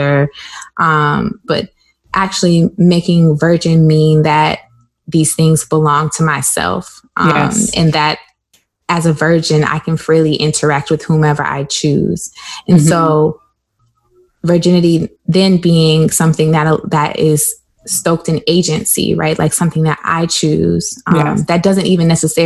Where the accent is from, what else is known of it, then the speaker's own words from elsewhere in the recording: South Carolina, United States; I grew up in South Carolina. And if you couldn't tell by the way I sound, well, that's why I grew up.